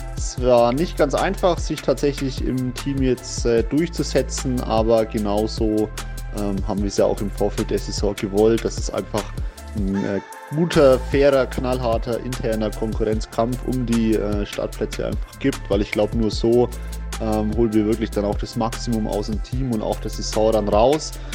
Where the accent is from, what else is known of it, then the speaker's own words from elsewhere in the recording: Roth, Bavaria, Germany; Ich bin ja in Rot äh, groß geworden. Ich bin da zur Schule gegangen, aufgewachsen